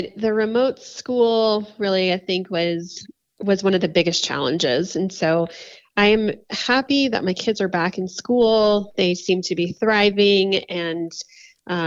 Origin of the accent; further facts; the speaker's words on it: Florida, United States; now in Colorado, United States; I'm from Florida. So I grew up in Florida.